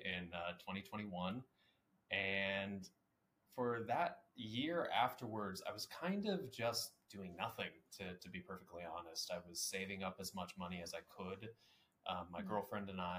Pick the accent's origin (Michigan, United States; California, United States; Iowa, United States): Iowa, United States; Iowa City; moved away as an adult; also born or lived in Pittsburgh, Pennsylvania; now in Atlanta, United States; I grew up in Iowa City, Iowa.